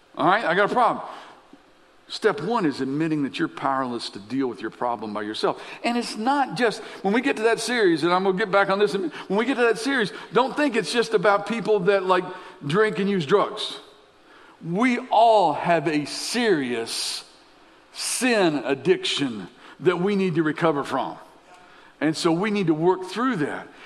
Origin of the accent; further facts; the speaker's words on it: Lexington, Kentucky, United States; I grew up in Lexington as a kid